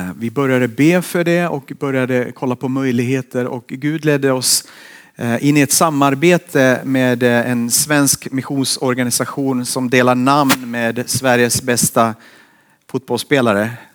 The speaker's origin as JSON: {"language": "Swedish", "country": "Finland", "tie": "born or raised there", "moved": "yes", "lives_now": "Borås, Sweden", "said": "Jag har vuxit upp i Finland"}